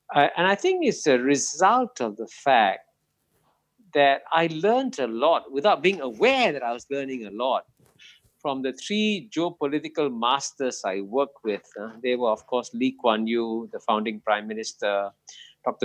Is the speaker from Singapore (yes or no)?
yes; Singapore; both of them landed up in Singapore in 1947, and I was born here uh, in 1948